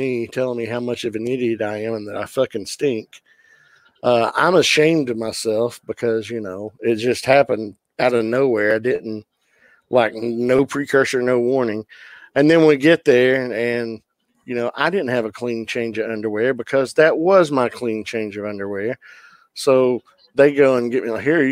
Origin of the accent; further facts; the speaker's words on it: the Bible Belt, United States; I grew up in the Bible Belt.